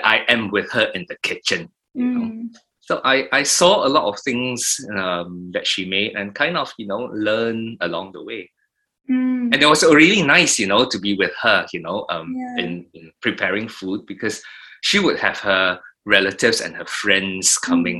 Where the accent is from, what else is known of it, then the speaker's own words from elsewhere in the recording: Singapore; moved away; we moved from Queenstown to Thompson Hills in the early 70s